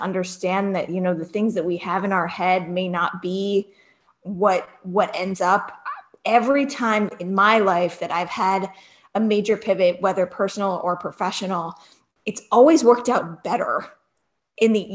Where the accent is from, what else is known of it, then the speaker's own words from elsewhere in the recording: Cleveland, Ohio, United States; moved away; I grew up in right outside of Cleveland